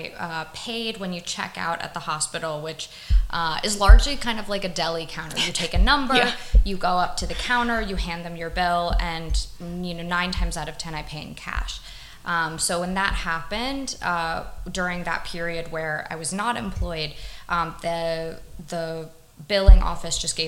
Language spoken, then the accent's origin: English; United States; moved away as an adult; now in Taiwan; as an American